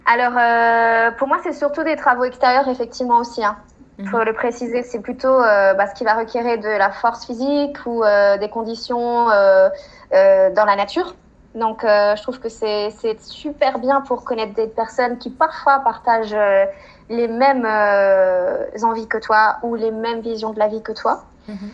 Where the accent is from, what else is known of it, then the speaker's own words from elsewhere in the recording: France; moved away as an adult; also born or lived in Chile; Ça faisait trois mois que j'étais rentrée en France